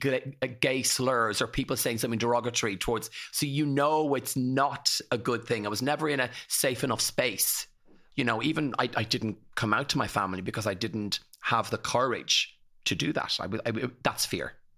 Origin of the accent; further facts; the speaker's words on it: County Kildare, Leinster, Ireland; grew up in Ruthangian, in County Kildare, in the eighties